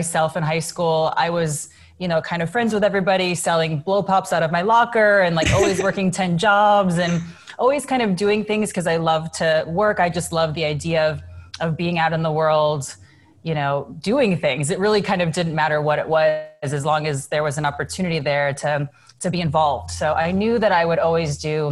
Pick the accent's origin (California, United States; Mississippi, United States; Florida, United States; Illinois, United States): Illinois, United States; moved away; I was a kid from Illinois